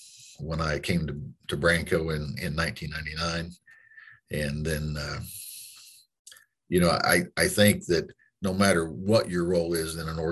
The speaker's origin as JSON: {"language": "English", "town": "Granby", "region": "Missouri", "country": "United States", "tie": "born or raised there", "said": "I was raised in Southwest Missouri"}